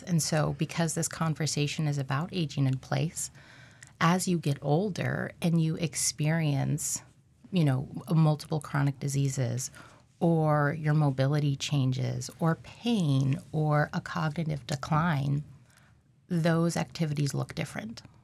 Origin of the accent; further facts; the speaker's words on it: Alaska, United States; I'm from Alaska